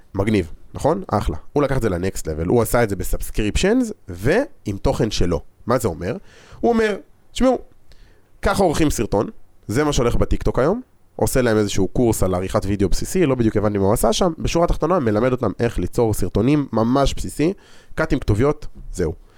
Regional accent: Israel; אנחנו ישראלים

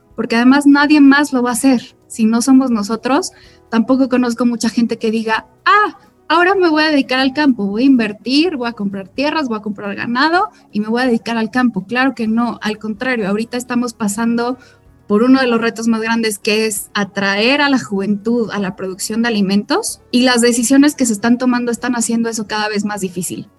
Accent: Mexico; soy ganadera mexicana, soy quinta generación

